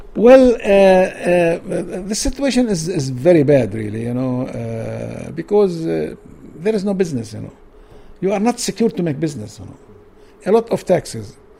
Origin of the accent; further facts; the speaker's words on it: Jerusalem, Palestine; English is a second language; East Jerusalem, I was born in East Jerusalem. I studied my uh, high school education in Jeru Jerusalem